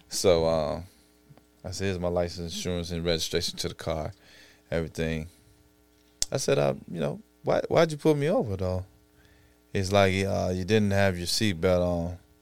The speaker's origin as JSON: {"language": "English", "town": "Chicago", "region": "Illinois", "country": "United States", "tie": "born or raised there", "said": "growing up in Inglewood slash Auburn, Gresham"}